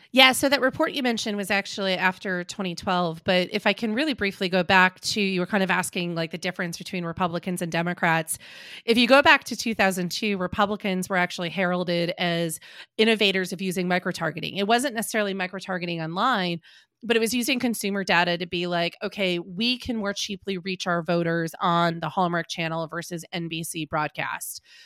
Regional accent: Green Bay, Wisconsin, United States; also born or lived in Madison, Wisconsin; I grew up in Green Bay, Wisconsin

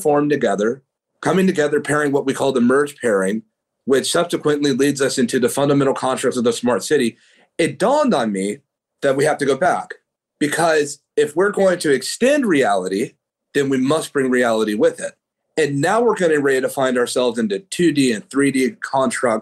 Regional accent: Oakland, California, United States; where I come from the East Bay in Oakland, California

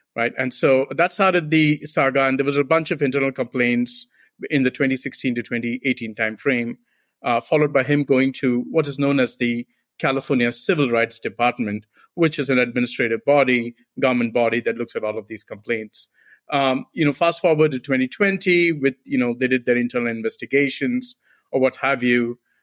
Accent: India; moved away as an adult; also born or lived in Silicon Valley; now in United States; I'm immigrant from India.

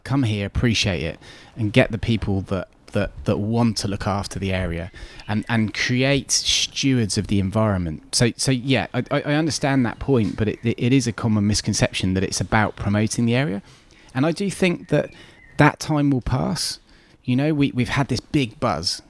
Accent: North Devon, South West England, United Kingdom; I grew up in North Devon, um, as I said, it, it raised me

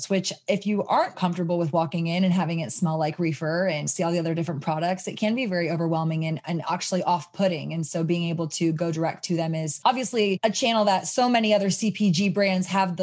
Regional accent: Austin, Texas, United States; Restart CBD is a brand my sisters and I founded in our hometown in Austin, Texas

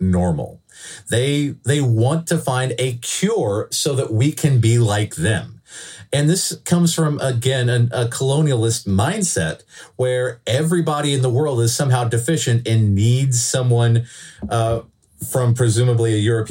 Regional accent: Canada; We are proud to be Canadian. This is the land of our heritage

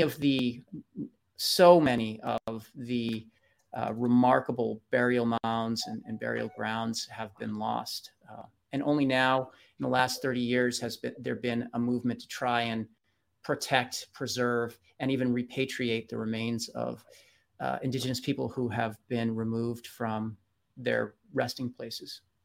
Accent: Bedford, Massachusetts, United States; moved away; my hometown, where, where I actually have family members who are interred

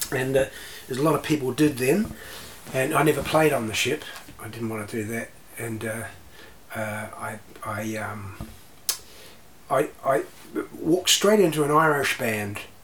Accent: Canterbury, New Zealand; also born or lived in Christchurch, New Zealand / Taranaki, New Zealand / Australia; we grew up in Canterbury, and we shifted back to Canterbury uh, from Taranaki

